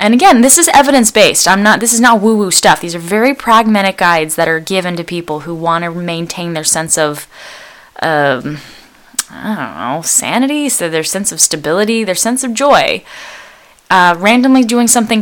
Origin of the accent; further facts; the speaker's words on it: Bay Area, California, United States; I was born in the Bay Area of California in a place that's relatively safe